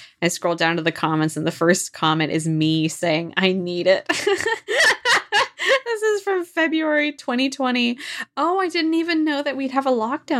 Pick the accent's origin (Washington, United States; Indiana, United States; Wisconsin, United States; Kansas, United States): Washington, United States; Because I'm from Washington State, you know I'm a Krispy Kreme gal.